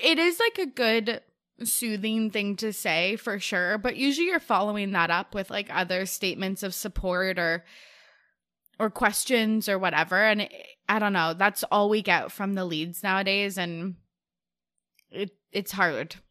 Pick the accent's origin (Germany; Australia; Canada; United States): Canada; As a Canadian